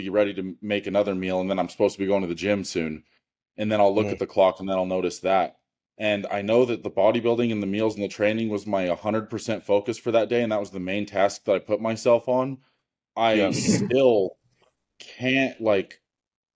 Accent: Wyoming, United States; I'm from Wyoming

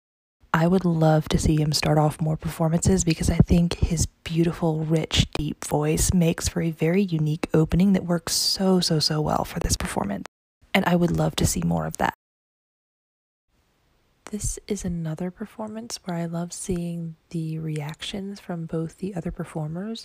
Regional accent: the South, United States; as a Southerner myself

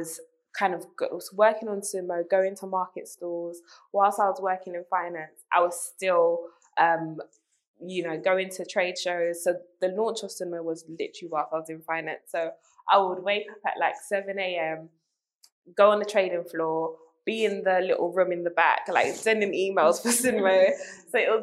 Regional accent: London, United Kingdom; I'm very East London. I grew up in London

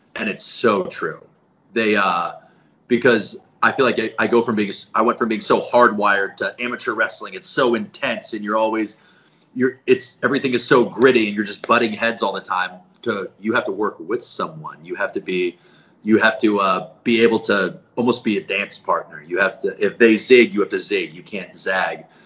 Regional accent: Colorado, United States; moved away as an adult; also born or lived in Nebraska; I grew up in Colorado

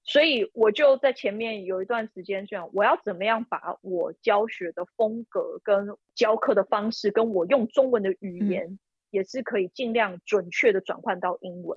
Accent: Taipei, Taiwan; moved away as an adult; now in Harrisonburg, United States; 因为我从小就在台北市长大

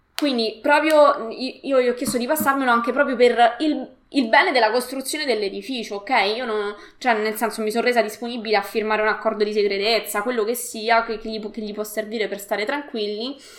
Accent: Latina, Lazio, Italy; also born or lived in Rome; sono di Latina e quindi ho frequentato l'università a Roma

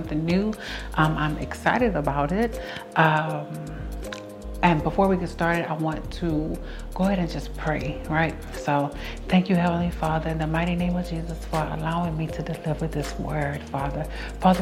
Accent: Houston, Texas, United States; also born or lived in Dallas, Texas; we are from Houston, Texas

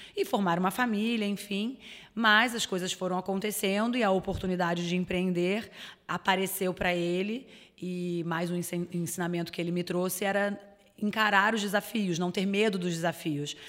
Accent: Rio de Janeiro, Brazil; moved away as an adult; now in Florianópolis, Brazil; eu sou carioca. É, eu moro em Santa Catarina, em Florianópolis, há 10 anos

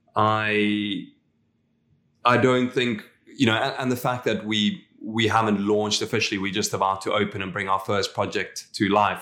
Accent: South Africa; moved away as an adult; now in Dubai, United Arab Emirates; as a South African, we all follow rugby

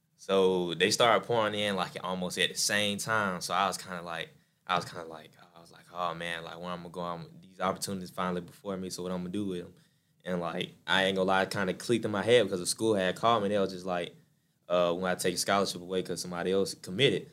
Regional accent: LaGrange, Georgia, United States; also born or lived in Seoul, Korea / Atlanta; moved down to La Grange when I was about five

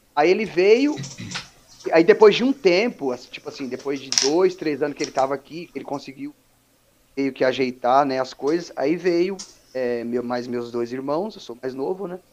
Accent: São Paulo, Brazil; also born or lived in Capelinha, Minas Gerais; eu sou natural de Capelinha, né, Minas Gerais, uhum. mas eu cresci, eu cresci em São Paulo

